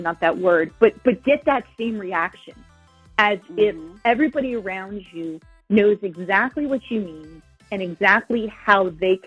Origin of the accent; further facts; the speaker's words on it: New Jersey, United States; I'm here in New Jersey, born and raised in New Jersey.